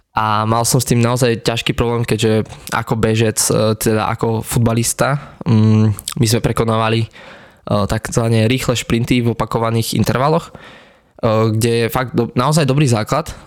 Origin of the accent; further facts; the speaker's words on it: Hozelec, Prešov Region, Slovakia; obyčajný chalan z Potatier, pochádzam z Hozelca